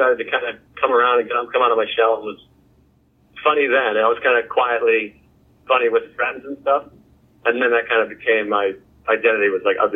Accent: Whitman, Massachusetts, United States; now in New York, United States; I'm from Massachusetts. I grew up in Whitman, Massachusetts

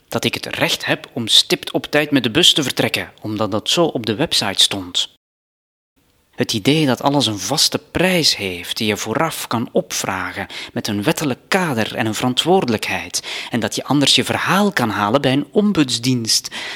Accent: Flanders, Belgium; moved away as an adult; now in Cambodia

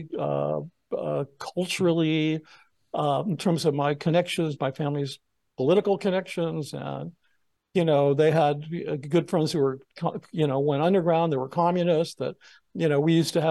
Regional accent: Los Angeles, California, United States; I grew up in Laurel Canyon, which is this infamous neighborhood. It was where the Southern California music scene began.

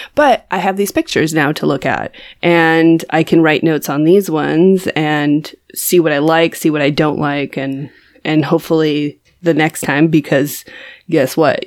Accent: California, United States; I am from California

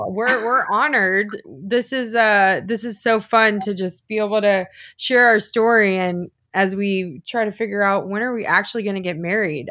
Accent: The Woodlands, Texas, United States; also born or lived in Austin, Texas; I'm actually from the Houston area

